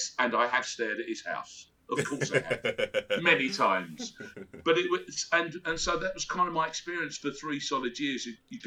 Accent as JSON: {"language": "English", "country": "Australia", "also_born_or_lived": "England", "moved": "yes", "said": "Australia, obviously."}